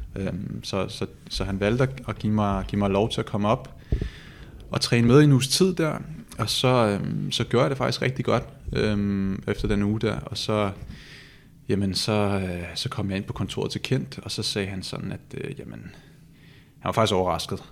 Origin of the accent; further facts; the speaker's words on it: Copenhagen, Capital Region of Denmark, Denmark; moved away as an adult; now in Odense, Denmark; jeg er født i København